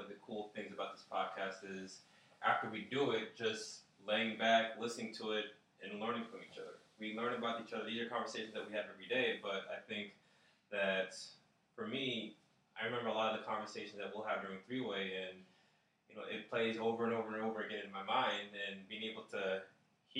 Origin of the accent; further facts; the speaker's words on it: South Florida, United States; I was raised in South Florida